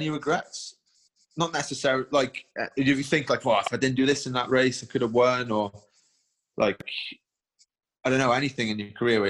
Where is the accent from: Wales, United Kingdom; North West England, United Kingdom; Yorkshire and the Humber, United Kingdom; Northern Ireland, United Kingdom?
Wales, United Kingdom